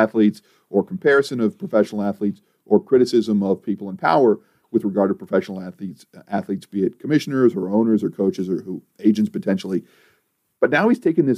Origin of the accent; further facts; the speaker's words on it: Midwest, United States; I'm from the Midwest.